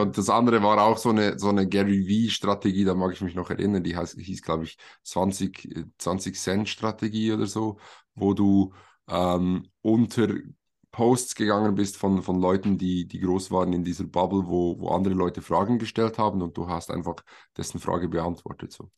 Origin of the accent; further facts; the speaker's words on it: Switzerland; wir kommen alle aus der Schweiz. Dementsprechend entschuldigt unser vielleicht etwas holpriges Hochdeutsch teilweise.